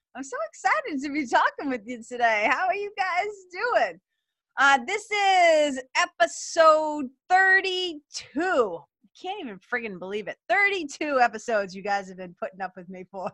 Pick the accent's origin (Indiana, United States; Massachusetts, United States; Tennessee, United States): Massachusetts, United States; Lawrence; it's got me feeling it's got me feeling nostalgic for my hometown